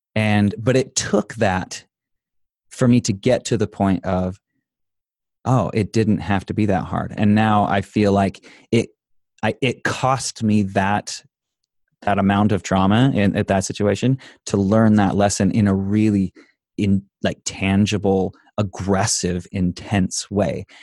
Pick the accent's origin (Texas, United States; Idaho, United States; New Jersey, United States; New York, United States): Idaho, United States; I grew up in Idaho.